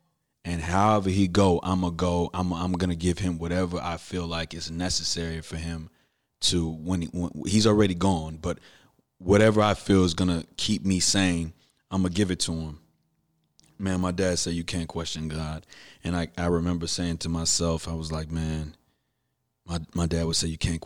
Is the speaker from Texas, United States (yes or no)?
yes; Houston, Texas, United States; from Fondren and West Airport. I'm from Houston